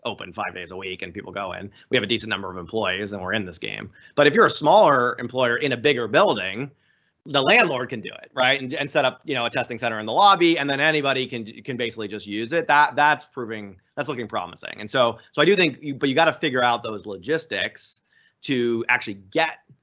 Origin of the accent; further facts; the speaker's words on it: Florida, United States; now in Boston, United States; I grew up down in Florida, and we used to, as kids, graph hurricanes